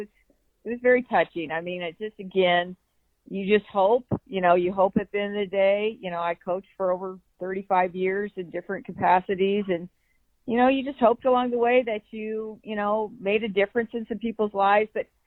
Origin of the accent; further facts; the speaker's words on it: Burlington, United States; I grew up in Burlington, made the trek across the state to play for me when I coached volleyball here.